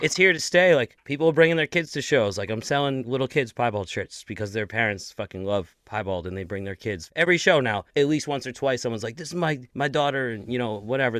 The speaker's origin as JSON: {"language": "English", "town": "Lynn", "region": "Massachusetts", "country": "United States", "tie": "born or raised there", "said": "my hometown of Lynn, Massachusetts"}